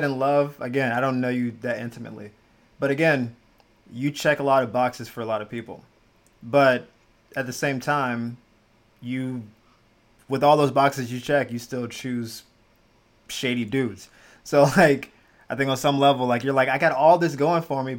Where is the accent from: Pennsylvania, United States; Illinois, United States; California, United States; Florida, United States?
Florida, United States; moved away as an adult; also born or lived in Jacksonville / Miami / Gainesville; I'm born and raised in Florida, all around Jacksonville, Miami, all that good stuff. Gainesville